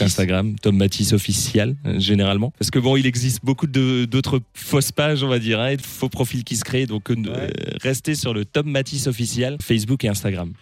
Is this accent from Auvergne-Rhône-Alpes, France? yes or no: no; Neewiller-près-Lauterbourg, Grand Est, France; j'ai grandi et j'ai baigné en fait dans cette culture franco-allemande, étant donné que je viens de Névillers près Lauterbourg, donc c'est tout proche de la frontière